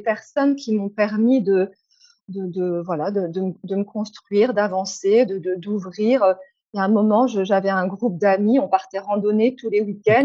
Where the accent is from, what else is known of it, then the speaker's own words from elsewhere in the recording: France; moved away as an adult; also born or lived in Hungary; je suis française ou je suis hongroise